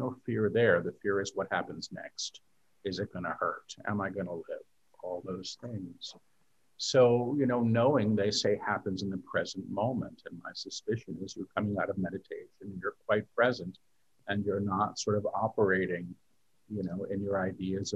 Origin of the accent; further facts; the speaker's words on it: New York City, New York, United States; moved away as an adult; now in Maui, United States; I'm a New Yorker. You know, I lived in New York my entire life